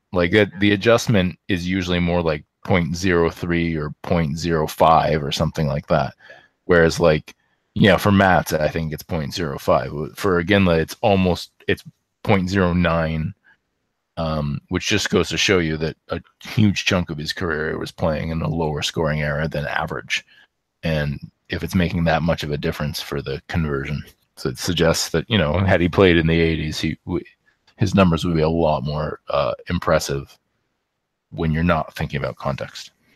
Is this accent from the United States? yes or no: no; Canada